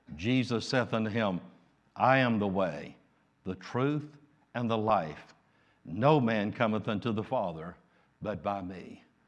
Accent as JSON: {"language": "English", "country": "United States", "said": "I'm an American"}